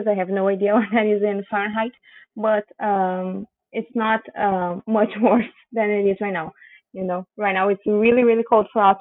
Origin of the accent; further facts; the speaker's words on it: Rio Grande do Sul, Brazil; English is a second language; also born or lived in Porto Alegre; now in São Francisco de Paula, Brazil; actually, I was born and have always lived um, really in the extreme south of Brazil. Um, I was born in Porto Alegre, uh, which is a um, the capital of my state, Rio Grande do Sul.